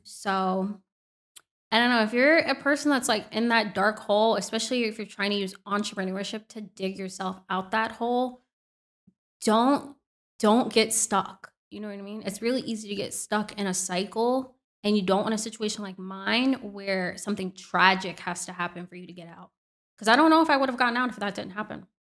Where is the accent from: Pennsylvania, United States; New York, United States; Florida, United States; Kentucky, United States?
Florida, United States; Orlando; now in Miami, United States; I was in my hometown of Orlando